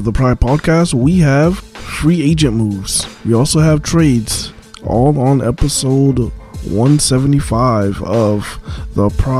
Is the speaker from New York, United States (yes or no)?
yes; New York, United States; now in Miami, United States; my hometown is New York.